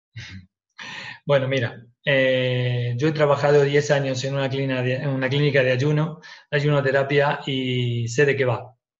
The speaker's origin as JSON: {"language": "Spanish", "country": "Argentina", "tie": "born or raised there", "moved": "yes", "said": "yo nací en Argentina y que me he criado un poquito con eso"}